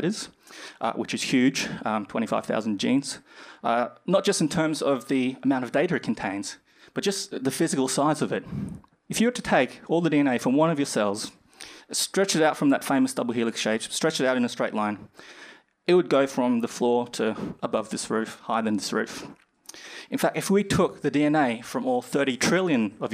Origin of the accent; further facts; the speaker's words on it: Brisbane, Queensland, Australia; moved away as an adult; now in United Kingdom; I'm originally from Australia, in Brisbane, and I came here about 2 years ago to start my PhD